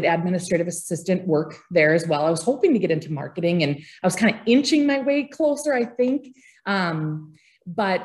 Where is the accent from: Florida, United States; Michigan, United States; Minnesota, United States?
Minnesota, United States; Grygla; also born or lived in Grand Forks, North Dakota; now in Thief River Falls, United States; growing up in Grigla, it's a small town, population 230 people